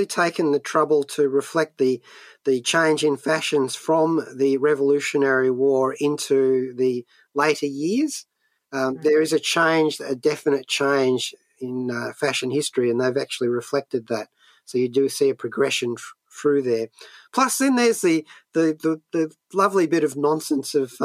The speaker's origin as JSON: {"language": "English", "country": "Australia", "said": "even as an Australian very far from the shores of the United States"}